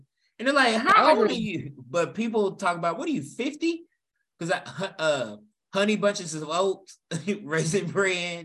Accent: Louisville, Kentucky, United States; I'm from Louisville

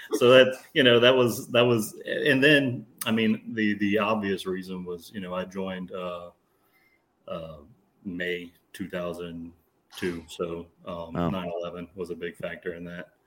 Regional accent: South Louisiana, United States; South Louisiana

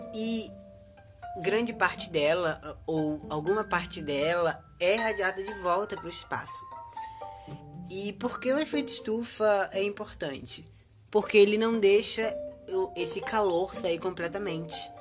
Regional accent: Northeast Region, Brazil; que sou nordestino

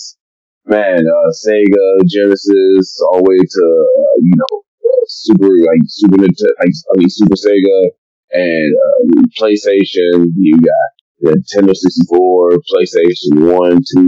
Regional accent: Detroit, Michigan, United States; growing up in Eastside Detroit and going to Gross Point North

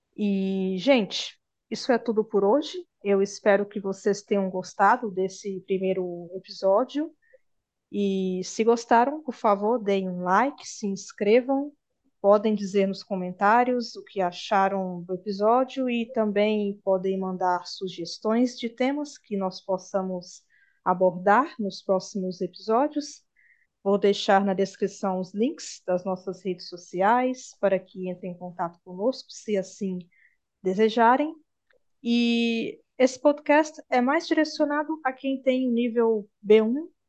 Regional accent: Bahia, Brazil; now in Minas Gerais, Brazil; a Bahia, onde eu nasci

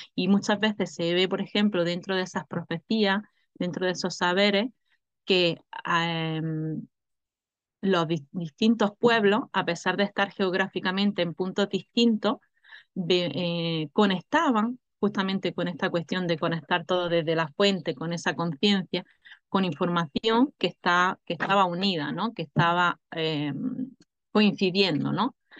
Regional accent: Granada, Andalusia, Spain; yo soy de aquí, yo soy de Granada, ¿no? He nacido en la tierra de Granada

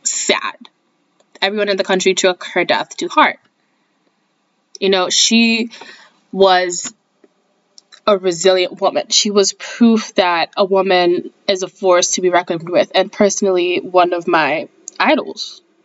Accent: Kenya; moved away; I grew up in Kenya. I was born and raised there. I am Kenyan to the bone.

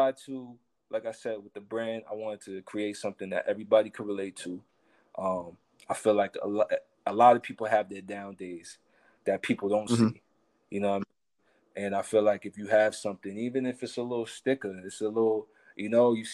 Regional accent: Spring Valley, New York, United States; I come from Spring Valley. I grew up, you know, my mom was a single parent

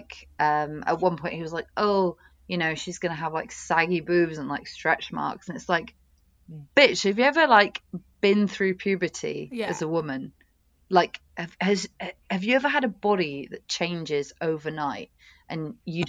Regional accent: United Kingdom; also born or lived in Oxford; as a British woman

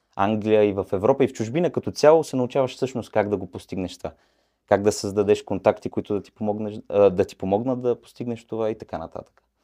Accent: Bulgaria; also born or lived in Mannheim, Germany; now in England, United Kingdom; Особено в Манхайм, където бях, знаят, че сме, как да го кажа, ученолюбиви

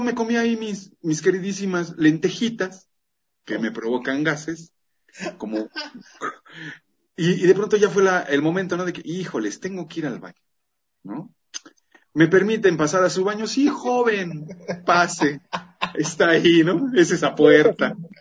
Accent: Mexico; Como buenos mexicanos.

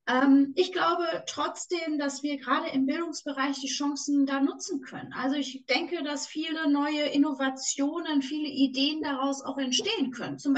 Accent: Düsseldorf, North Rhine-Westphalia, Germany; und du merkst, ich bin Düsseldorferin, wenn ich da einmal in meinem Flow bin

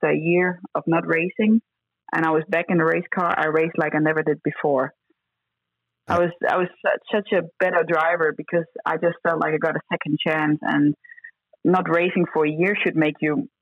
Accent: Denmark; I came from Denmark

